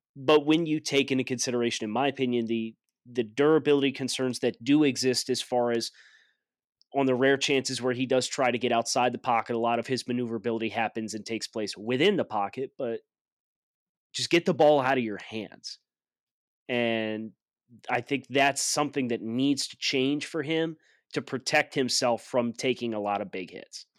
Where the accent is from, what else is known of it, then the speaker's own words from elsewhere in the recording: Mid-Atlantic, United States; I'm from the Mid-Atlantic, we say certain things certain ways